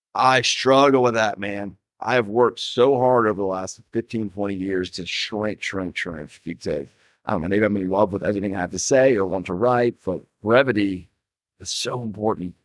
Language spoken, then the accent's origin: English; Atlanta, Georgia, United States; I grew up in Atlanta.